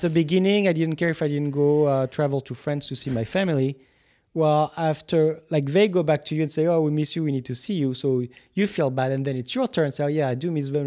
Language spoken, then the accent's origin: English; Guadeloupe; English is a second language; I was coming from Guadeloupe at the time